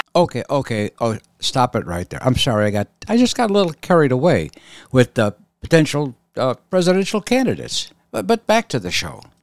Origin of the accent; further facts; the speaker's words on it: Arizona, United States; moved away as an adult; also born or lived in Boston / Philadelphia; I grew up in Arizona.